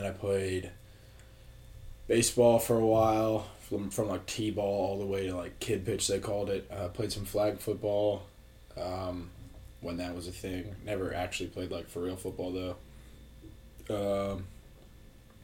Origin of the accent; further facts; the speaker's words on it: Wernersville, Pennsylvania, United States; moved away as an adult; now in Frederick, United States; I'm from Warnersville, Pennsylvania, pretty small town, about 20 minutes outside Reading